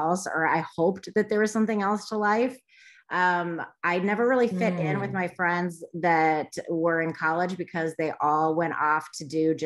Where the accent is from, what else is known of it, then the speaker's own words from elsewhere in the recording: Michigan, United States; I grew up in Michigan, basically moved all around after college, finally ended up back in Michigan